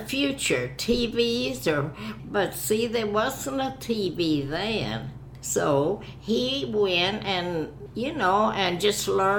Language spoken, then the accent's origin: English; Oklahoma, United States; moved away as an adult; now in Kansas City, United States